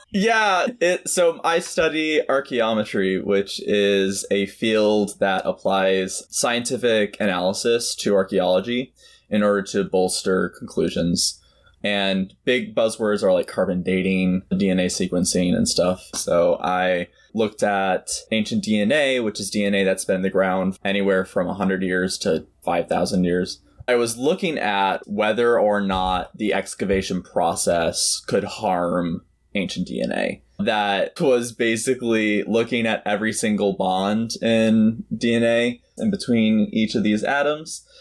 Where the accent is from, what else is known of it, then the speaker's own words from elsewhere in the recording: Milwaukee, Wisconsin, United States; I am from Milwaukee, Wisconsin.